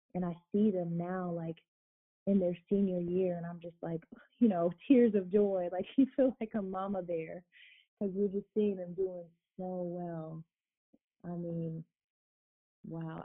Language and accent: English; South Florida, United States; moved away as an adult; now in Fort Wayne, United States; I'm originally from South Florida